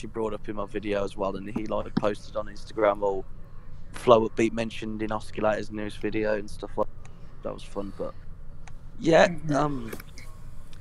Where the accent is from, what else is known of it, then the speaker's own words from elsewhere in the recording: United Kingdom; I'm British